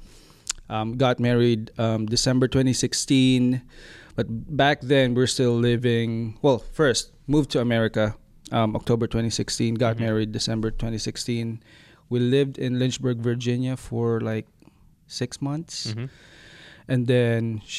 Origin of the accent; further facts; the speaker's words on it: Philippines; moved away as an adult; now in Rocky Mount, United States; I'm originally from the Philippines, and I met my now wife, Whitney, back in the Philippines, Tacloban City.